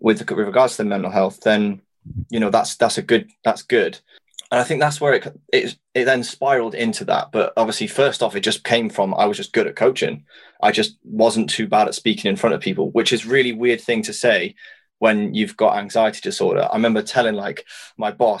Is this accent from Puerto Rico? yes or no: no; Wales, United Kingdom; I'm Welsh